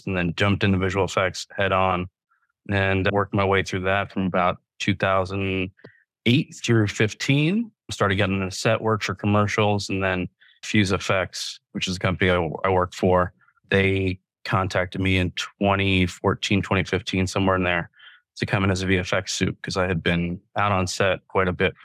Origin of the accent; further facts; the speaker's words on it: United States; moved away as an adult; also born or lived in New York City; I'm originally from Virginia, North Carolina area